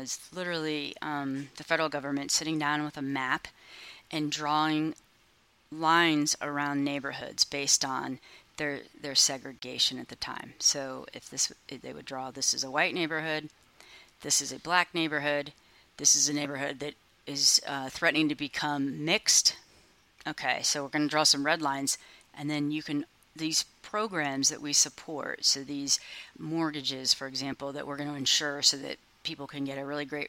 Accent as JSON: {"language": "English", "town": "Columbus", "region": "Ohio", "country": "United States", "tie": "born or raised there", "said": "I grew up in Columbus and went to Columbus Public Schools, was part of the busing."}